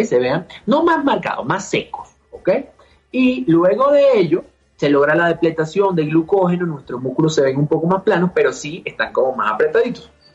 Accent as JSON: {"language": "Spanish", "country": "Venezuela", "moved": "yes", "lives_now": "Mexico City, Mexico", "said": "siendo venezolano me estoy aquí en Ciudad de México"}